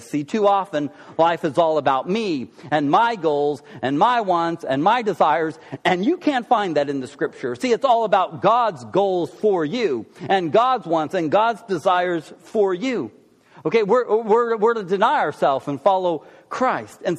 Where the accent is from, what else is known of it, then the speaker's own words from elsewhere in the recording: Oklahoma, United States; Uh, I'm from Oklahoma.